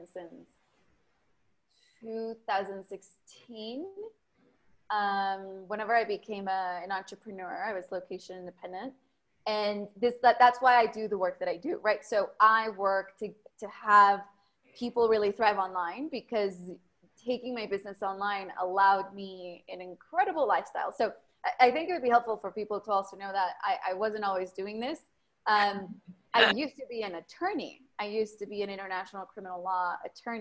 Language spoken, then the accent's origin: English; South Bay of California, United States; English is a second language; moved away as an adult; also born or lived in Berkeley, California / Austin, Texas; now in Mexico; when I was 9, moved over to the United States, grew up in South Bay of California